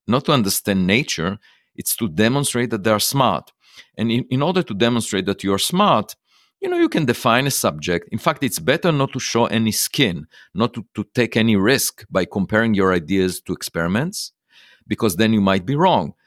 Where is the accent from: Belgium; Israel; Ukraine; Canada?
Israel; moved away; I was born in Israel